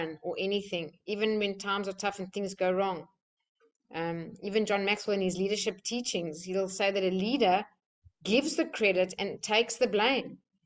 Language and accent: English; South Africa; moved away; I'm from South Africa